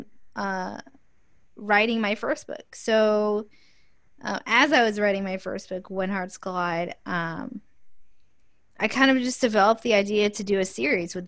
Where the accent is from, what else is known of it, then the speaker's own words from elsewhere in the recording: Sacramento, California, United States; I am from Northern California in Sacramento. And I have lived here all my life